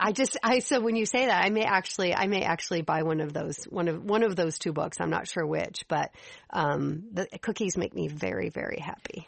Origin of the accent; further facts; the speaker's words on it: Chicago, Illinois, United States; moved away as an adult; also born or lived in Nashville; I grew up in Chicago